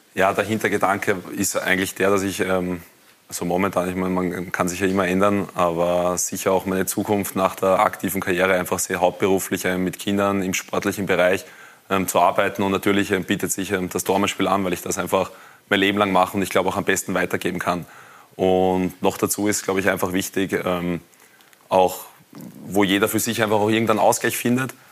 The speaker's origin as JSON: {"language": "German", "area": "Wiener Neustadt district", "region": "Lower Austria", "country": "Austria", "said": "ich komme aus, der, aus dem Bezirk Wiener Neustadt"}